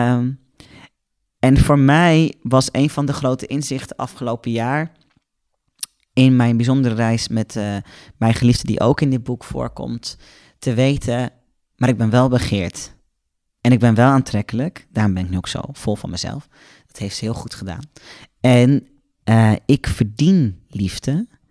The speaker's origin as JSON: {"language": "Dutch", "country": "Netherlands", "said": "Als Nederlander"}